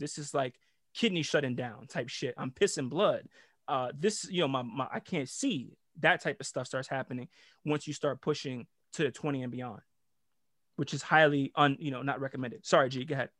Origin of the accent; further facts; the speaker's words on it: Jamaica; I'm Jamaican too